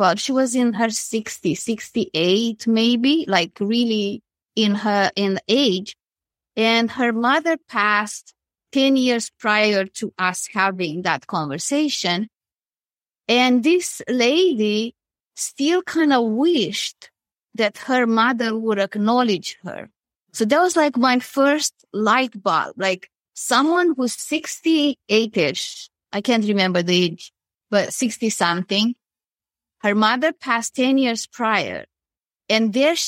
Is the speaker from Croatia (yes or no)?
no; Romania; moved away as an adult; now in Canada; I'm originally from Romania and I left and I came to Canada where I live now close to Toronto.